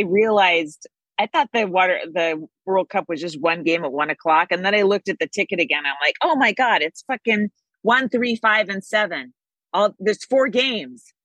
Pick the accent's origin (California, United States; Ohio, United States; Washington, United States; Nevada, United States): California, United States; Bay Area; I'm from the Bay Area